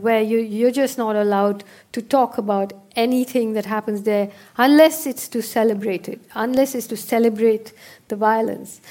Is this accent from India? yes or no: yes; India; as an Indian